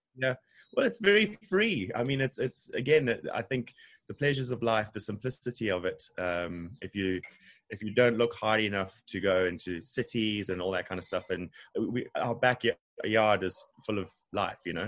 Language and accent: English; Harare, Zimbabwe; moved away as an adult; now in Durban, South Africa; Originally from Zimbabwe, um, country above South Africa, uh, in Harare. Yeah, so I have twenty years of my life there